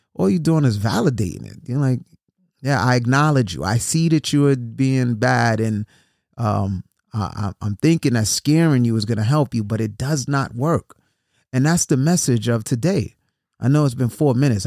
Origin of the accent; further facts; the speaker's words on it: New York City, New York, United States; I grew up in New York City